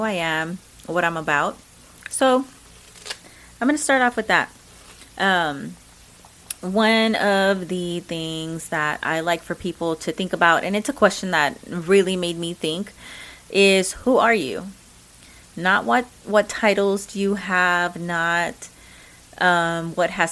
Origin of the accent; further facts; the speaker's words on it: Texas, United States; accent: Mexican; I am a Mexican American. I love that I'm an American. I am proud of that. I'm a true Texan.